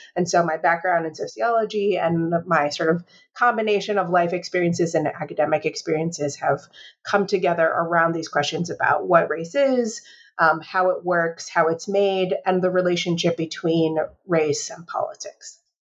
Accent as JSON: {"language": "English", "town": "Chicago", "region": "Illinois", "country": "United States", "tie": "born or raised there", "said": "I am a native Chicagoan, and uh, growing up in Chicago"}